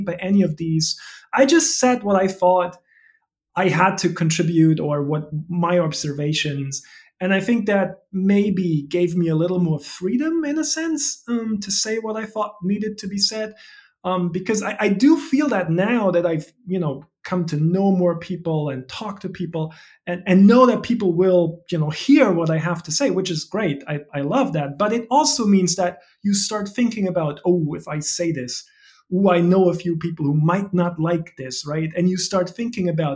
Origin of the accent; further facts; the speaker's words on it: Germany; English is a second language; moved away as an adult; now in United States; Are you a German citizen? I am, yes, yes. I mean, as I'm sure everyone will hear, that's the reason for the funny way I talk.